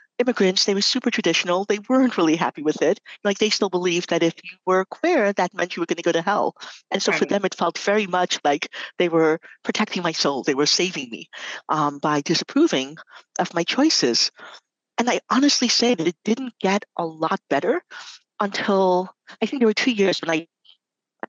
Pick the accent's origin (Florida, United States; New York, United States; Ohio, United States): New York, United States; New York City; I grew up in New York City